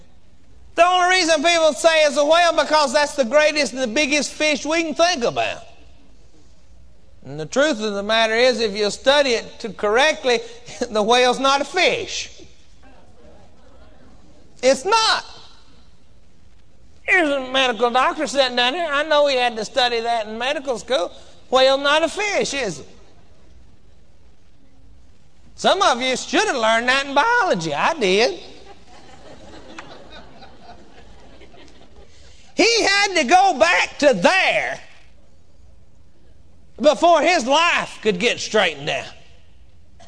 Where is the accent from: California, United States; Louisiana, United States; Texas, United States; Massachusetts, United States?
Texas, United States; I come from Texas, and we say whooping down there where I come from